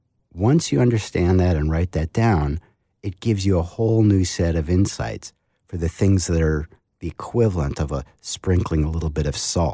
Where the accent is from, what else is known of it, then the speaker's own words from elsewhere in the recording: New England, United States; because I come from New England.